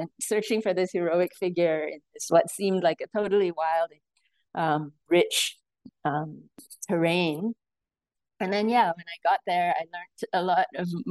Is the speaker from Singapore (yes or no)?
yes; Singapore; I was born and raised in Singapore, and I think growing up in Singapore